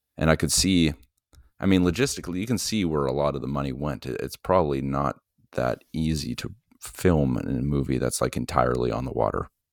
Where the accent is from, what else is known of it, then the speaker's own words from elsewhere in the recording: Ottawa, Ontario, Canada; I was born in Ottawa